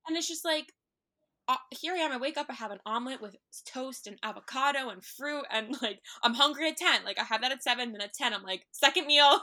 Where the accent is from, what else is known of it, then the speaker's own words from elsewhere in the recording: New York City, New York, United States; also born or lived in Long Island; I grew up in N Y C, I grew up in Manhattan